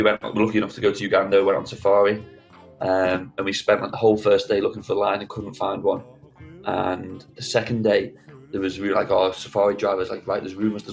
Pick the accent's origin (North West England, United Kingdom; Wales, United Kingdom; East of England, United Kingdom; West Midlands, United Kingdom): North West England, United Kingdom; the Wirral; moved away as an adult; now in Leeds, United Kingdom; I'm from the Wirral